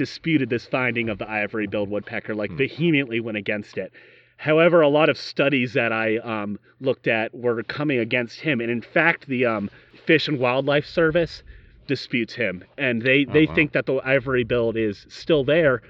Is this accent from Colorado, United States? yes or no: no; Yorktown, Virginia, United States; we're from Yorktown, Virginia